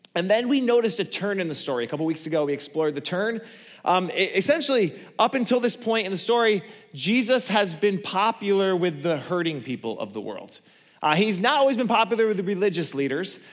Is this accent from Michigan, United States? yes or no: yes; Borculo, Michigan, United States; I come from Borgulo.